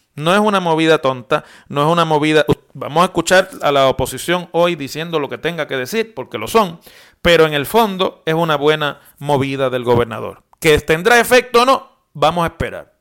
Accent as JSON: {"language": "Spanish", "country": "Puerto Rico", "said": "si los puertorriqueños somos ciudadanos americanos"}